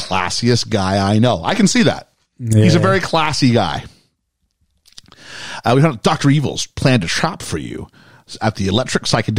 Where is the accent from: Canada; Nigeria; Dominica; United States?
Canada; As a Canadian